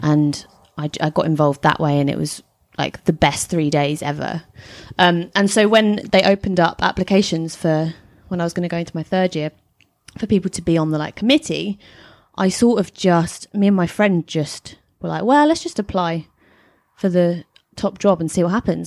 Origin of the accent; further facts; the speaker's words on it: Hertfordshire, East of England, United Kingdom; moved away as an adult; now in London, United Kingdom; Hertfordshire, which is not that far from London